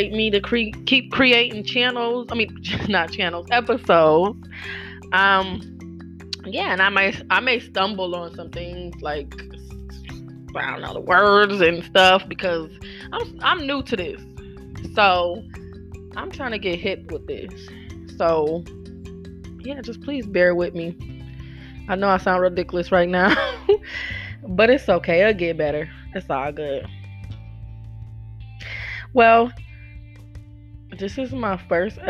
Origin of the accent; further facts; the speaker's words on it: Buffalo, New York, United States; I'm from Buffalo, New York